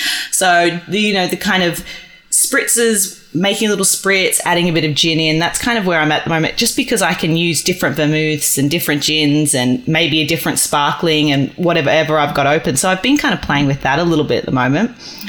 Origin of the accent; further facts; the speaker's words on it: Australia; you know, we're Australian. We want to travel. We want to experience the world.